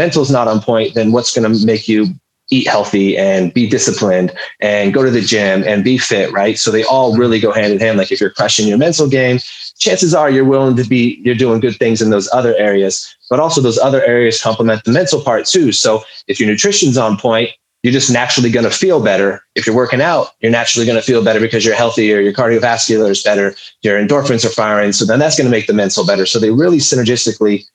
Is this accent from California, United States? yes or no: yes; Humboldt County, California, United States; I'm originally from Humboldt County in California, lived there pretty much for my whole life.